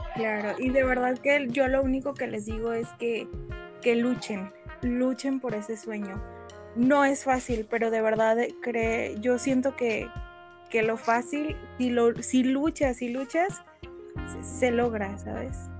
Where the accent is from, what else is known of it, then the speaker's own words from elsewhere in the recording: Guadalajara, Jalisco, Mexico; soy de Guadalajara, Jalisco y, pues aquí resido.